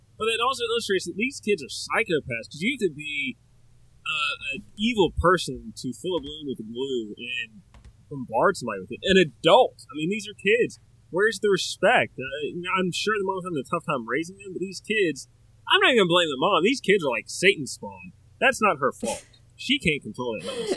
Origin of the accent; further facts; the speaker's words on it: the South, United States; I'm from the South